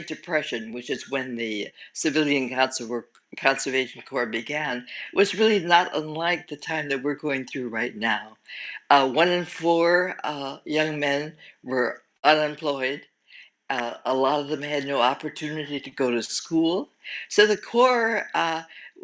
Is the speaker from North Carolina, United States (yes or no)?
no; Detroit, Michigan, United States; I am from the Detroit area